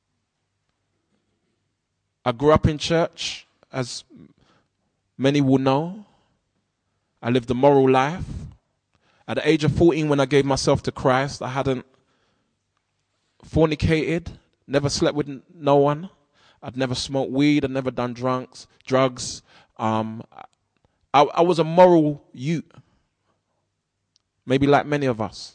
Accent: London, United Kingdom; as a 14-year-old growing up in South London

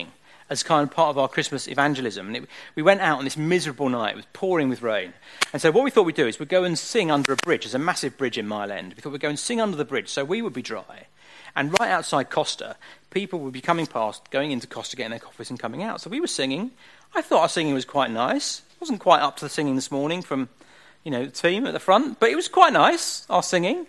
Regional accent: Southend-on-Sea, East of England, United Kingdom; I grew up in Southend, which is where I grew up. Spent all my young years and teenage years in Southend.

